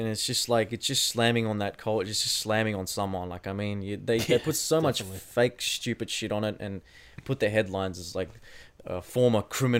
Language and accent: English; New South Wales, Australia; born or raised there